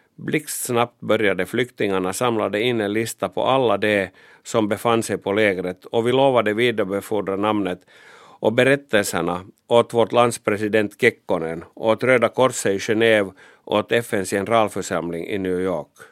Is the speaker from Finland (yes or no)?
yes; Finland; jag var pressfotograf från Finland